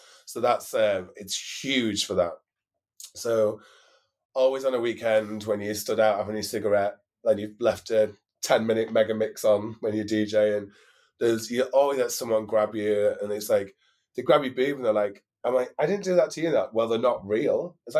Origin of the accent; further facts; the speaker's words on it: Newcastle, North East England, United Kingdom; So, I think, you see, for me, a local queen means I'm from Newcastle. So, if you said I was a Newcastle queen, that's local queen.